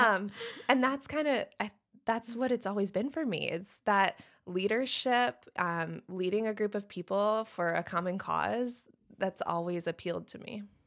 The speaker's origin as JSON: {"language": "English", "region": "Michigan", "country": "United States", "tie": "born or raised there", "also_born_or_lived": "Wilmington, North Carolina / Shelby, North Carolina", "moved": "as an adult", "lives_now": "Moore County, North Carolina, United States", "said": "I grew up in Michigan"}